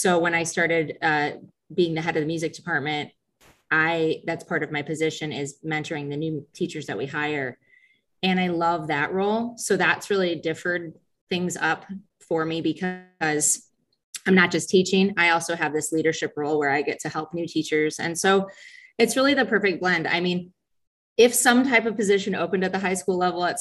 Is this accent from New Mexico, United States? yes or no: no; Sycamore, Illinois, United States; now in DeKalb, United States; We grew up in Sycamore, but have actually lived in DeKalb since 2002.